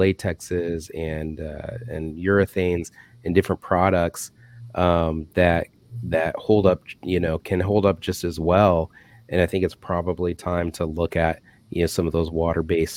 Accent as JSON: {"language": "English", "region": "Michigan", "country": "United States", "tie": "born or raised there", "moved": "yes", "said": "I used to live in Michigan. I grew up in Michigan"}